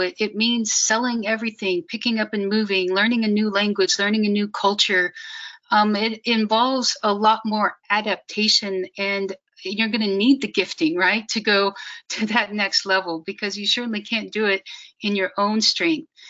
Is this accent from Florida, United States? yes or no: no; Kansas City, Missouri, United States; moved away as an adult; also born or lived in China Afghanistan border; I grew up in Kansas City, which is mostly in Missouri